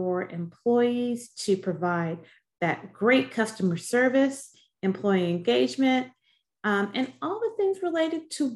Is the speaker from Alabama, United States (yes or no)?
no; Chicago, Illinois, United States; I grew up on the South Side of Chicago